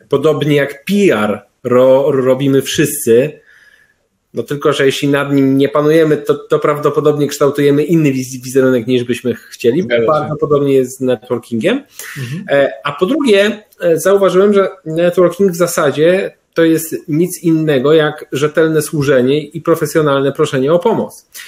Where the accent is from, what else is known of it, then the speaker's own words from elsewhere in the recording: Pruszków, Masovian Voivodeship, Poland; pierwsze lata swojego życia spędziłem w Pruszkowie